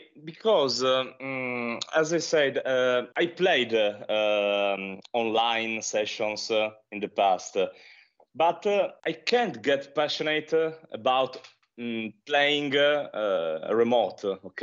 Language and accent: English; Italy; related to pollution in my hometown